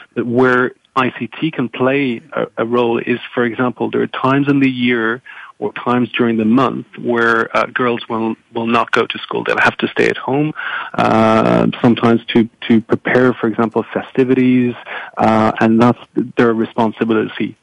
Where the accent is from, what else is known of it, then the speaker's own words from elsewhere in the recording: France; moved away; I'm originally from from France